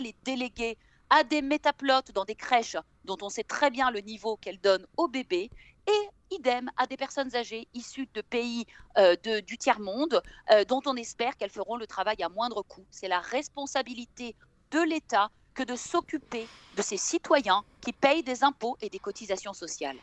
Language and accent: French; France; now in Israel; moi je suis française